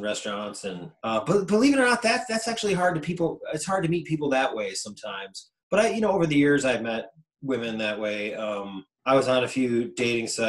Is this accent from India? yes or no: no; Syracuse, New York, United States; I'm from Syracuse